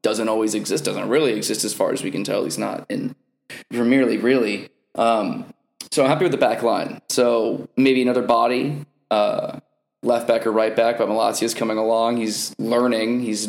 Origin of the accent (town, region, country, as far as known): United States